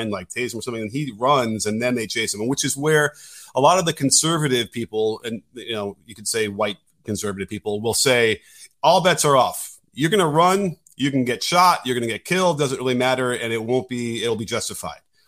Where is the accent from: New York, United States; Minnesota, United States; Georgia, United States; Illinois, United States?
Illinois, United States; Chicago; And I grew up in Chicago in the city